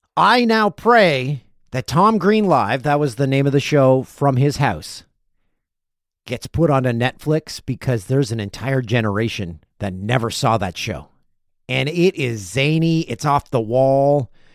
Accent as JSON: {"language": "English", "town": "Peterborough", "region": "Ontario", "country": "Canada", "tie": "born or raised there", "said": "my hometown of Peterborough, Ontario"}